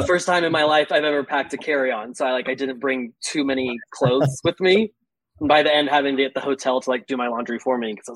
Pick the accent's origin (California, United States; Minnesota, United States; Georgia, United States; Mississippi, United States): Georgia, United States; South; also born or lived in New York; now in Atlanta, United States; I grew up in South Georgia, so I'm used to the humidity